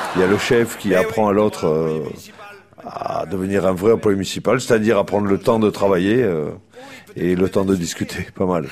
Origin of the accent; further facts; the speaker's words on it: the South, southern France, France; on est du Sud